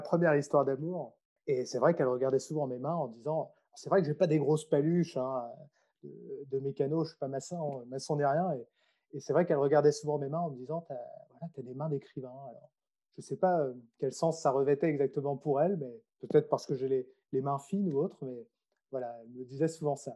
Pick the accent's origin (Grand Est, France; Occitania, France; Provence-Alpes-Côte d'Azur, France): Grand Est, France; Troyes; moved away as an adult; also born or lived in Strasbourg / Nancy / Lyon / Australia; je suis né à Troyes, c'est une ville qui se trouve, on va dire, entre Paris et Nancy